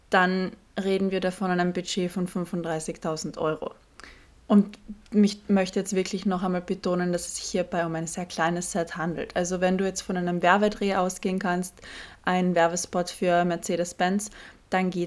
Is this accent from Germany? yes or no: no; Austria; Ich hatte letztens ein Shooting, ich komme aus Österreich, das Shooting war in Deutschland